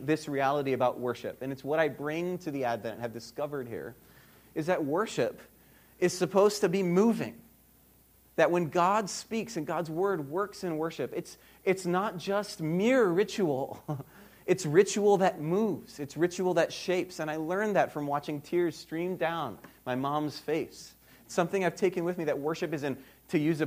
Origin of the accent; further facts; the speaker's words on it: Hawaii, United States; moved away as an adult; now in Birmingham, United States; I grew up in Hawaii